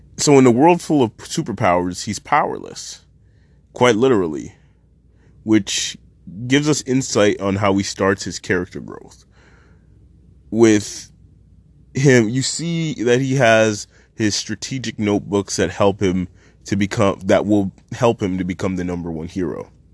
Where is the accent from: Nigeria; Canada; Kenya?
Canada; I am Canadian, and I am not the best with Japanese pronunciation